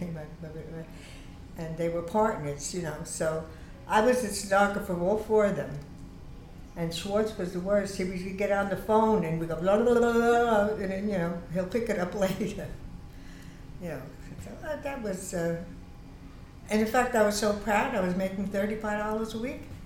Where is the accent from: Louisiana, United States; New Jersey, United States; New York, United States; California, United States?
New York, United States; New York City; I was born on Huron Street, and then I, we, we moved to, with my family to Freeman Street